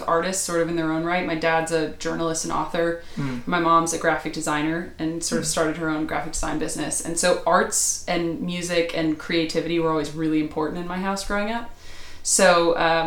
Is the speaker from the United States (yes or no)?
yes; Tennessee, United States; also born or lived in Knoxville suburbs; I grew up in Tennessee